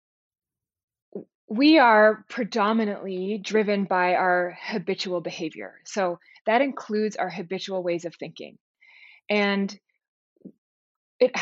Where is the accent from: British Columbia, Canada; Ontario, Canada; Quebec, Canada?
Ontario, Canada; Toronto; we were both born and raised in Toronto